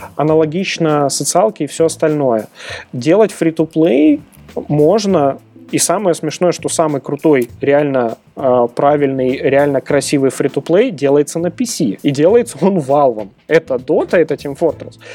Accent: Belarus; я белорус

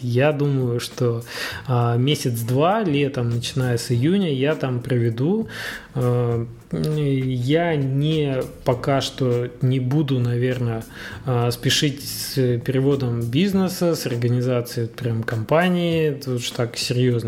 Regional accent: Magnitogorsk, Chelyabinsk Oblast, Russia; вот как я, например, из Магнитогорска

